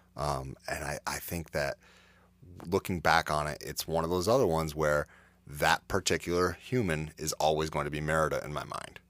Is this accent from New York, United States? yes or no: yes; Adirondacks, New York, United States; I grew up in the Adirondacks